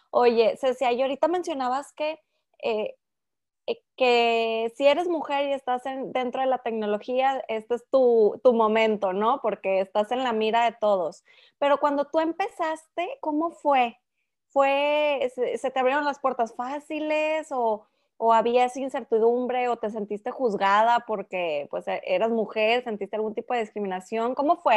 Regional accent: Mexico; soy la única mexicana

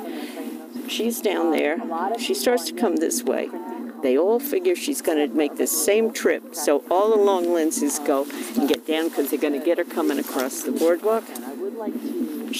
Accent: Savannah, Georgia, United States; now in New Jersey, United States; I grew up in Savannah, Georgia

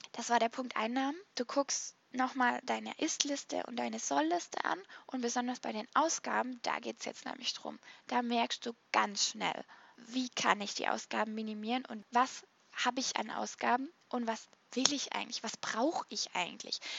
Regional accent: Baden-Württemberg, Germany; weil ich bin so ein kleiner Sparfuchs und ich bin halt auch Schwäbin

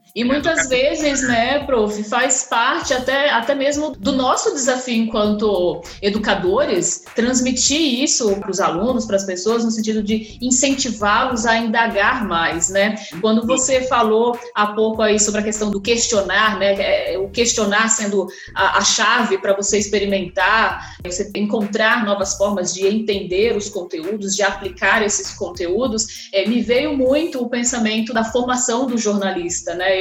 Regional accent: São Paulo, Brazil; also born or lived in Rio Grande do Norte; Eu, como paulista, potiguar também, né? Sou potiguar de coração

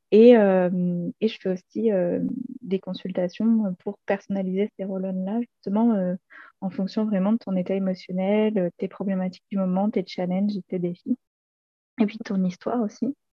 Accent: Montpellier, Occitania, France; moved away as an adult; now in Ardèche, France; 28 ans et actuellement je vis en Ardèche où je viens d'emménager. Avant ça, moi je suis née et j'ai grandi à Montpellier.

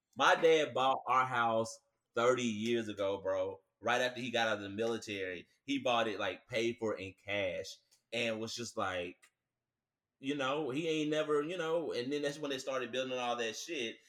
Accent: Nashville, Tennessee, United States; also born or lived in Franklin, Tennessee; I was born in Nashville, and Williamson County, like Franklin, Brentwood, and all

